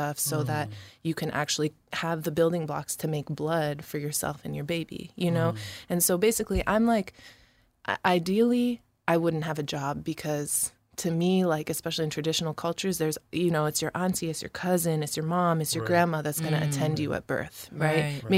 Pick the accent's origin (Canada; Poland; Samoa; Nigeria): Samoa; Alafua, Tuamasaga; also born or lived in Rochester; I had my Samoan family in Samoa. Shout out Fasito'o, Malie, and I grew up in Alafua, really. But had that family and then had our little family in Rochester